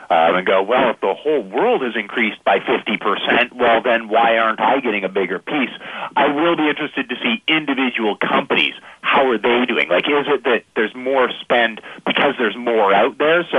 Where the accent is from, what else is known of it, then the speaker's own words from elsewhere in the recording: Canada; I'm Canadian